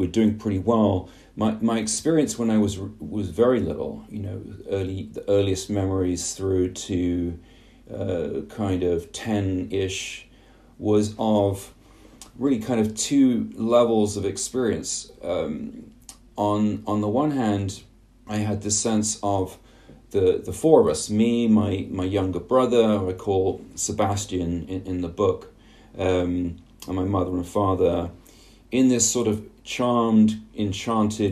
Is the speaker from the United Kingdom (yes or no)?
yes; England, United Kingdom; growing up in England in the 1970s and 1980s